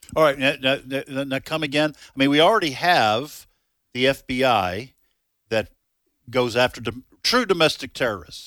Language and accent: English; New England, United States; now in Mississippi, United States; I'm from New England.